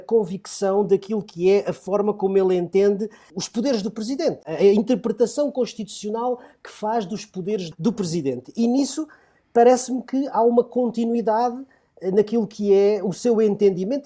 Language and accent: Portuguese; Portugal; todos somos portugueses